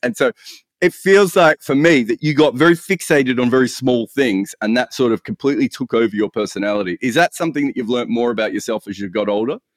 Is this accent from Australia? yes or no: yes; Australia; an Australian cricket writer